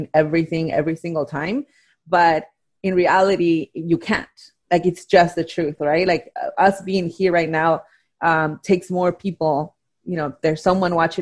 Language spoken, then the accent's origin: English; Oaxaca, Mexico; moved away; Growing up in Mexico, in Oaxaca, growing up in a telenovela culture